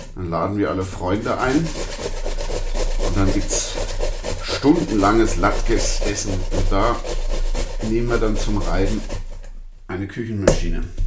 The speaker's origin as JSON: {"language": "German", "region": "Vienna", "country": "Austria", "said": "wie man bei uns in Wien sagt"}